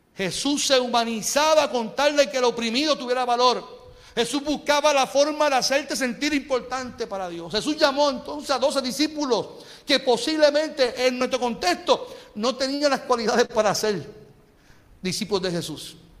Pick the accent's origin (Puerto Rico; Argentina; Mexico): Puerto Rico; Y nosotros seguimos a Cristo siendo puertorriqueños.